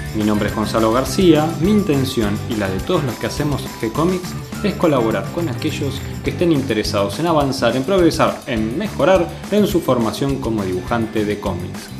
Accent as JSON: {"language": "Spanish", "town": "San Miguel", "region": "Buenos Aires Province", "country": "Argentina", "tie": "born or raised there", "said": "yo me crié ahí cerca, en San Miguel"}